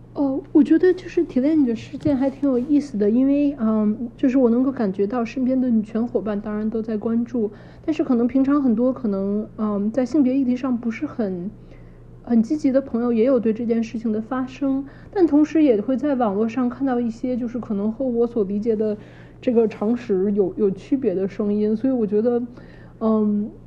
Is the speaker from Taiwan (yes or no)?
no; Beijing, China; moved away as an adult; now in United States; 我是在北京长大的，然后我来美国应该有十一、十二年了